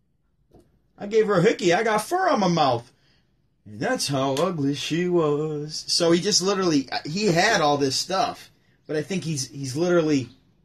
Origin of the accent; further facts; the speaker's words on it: Syracuse, New York, United States; I'm from Syracuse, New York